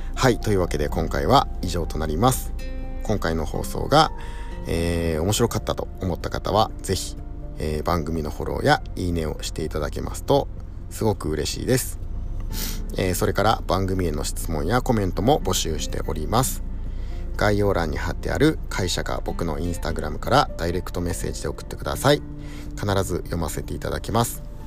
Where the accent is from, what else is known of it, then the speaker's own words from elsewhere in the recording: Echizen, Fukui, Japan; 僕の地元のですね越前和紙の里